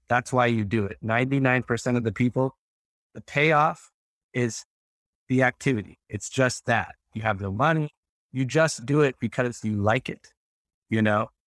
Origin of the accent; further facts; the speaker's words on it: Texas, United States; I grew up in Texas